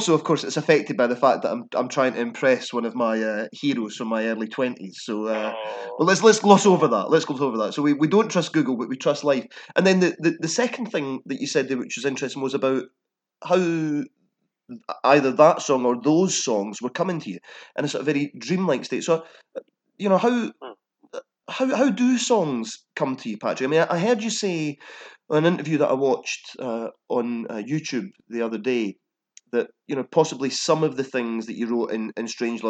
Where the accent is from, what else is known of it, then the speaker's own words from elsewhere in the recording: Edinburgh, Scotland, United Kingdom; accent: Edinburgh; I'm based in Edinburgh, up here in Scotland.